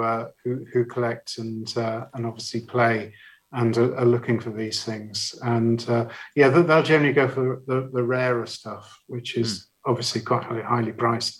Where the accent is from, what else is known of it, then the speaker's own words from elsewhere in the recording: Barnstaple, South West England, United Kingdom; moved away; also born or lived in Leicester; where I grew up in Barnstaple